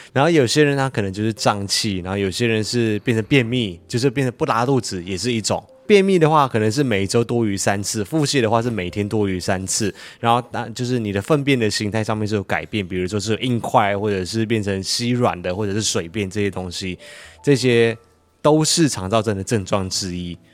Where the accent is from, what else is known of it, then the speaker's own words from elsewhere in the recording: Malaysia; now in Taiwan; 我的老家马来西亚